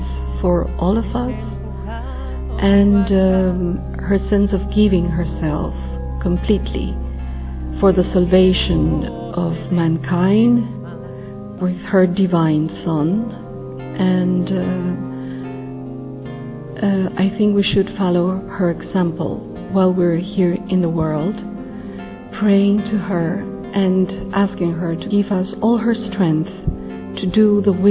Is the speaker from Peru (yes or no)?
yes; Peru; I'm from Peru